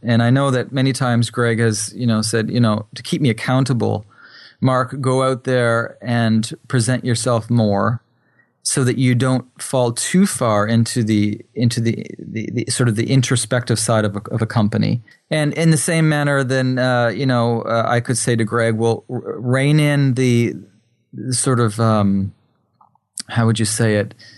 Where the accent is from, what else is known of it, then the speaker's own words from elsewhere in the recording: New Brunswick, Canada; also born or lived in Japan; I'm from New Brunswick, Canada, which is on the East Coast.